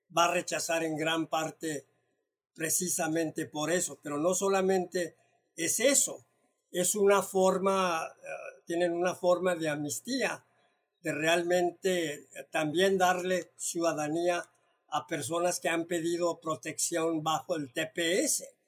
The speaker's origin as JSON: {"language": "Spanish", "country": "Mexico", "moved": "yes", "lives_now": "United States", "said": "como mexicano que tengo la doble nacionalidad"}